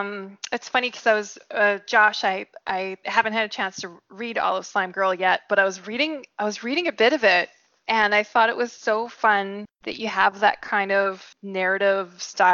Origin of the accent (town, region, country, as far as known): British Columbia, Canada; born or raised there; accent: British Columbia